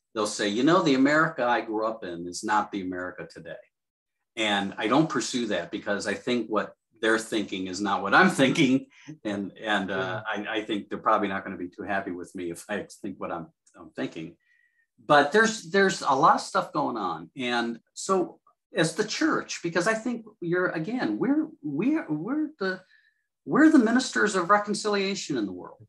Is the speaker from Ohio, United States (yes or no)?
yes; Cleveland, Ohio, United States; I grew up in Cleveland